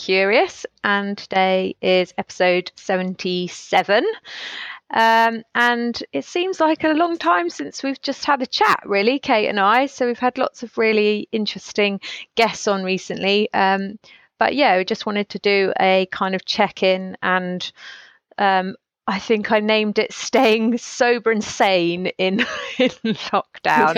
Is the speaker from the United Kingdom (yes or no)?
yes; United Kingdom; we're so British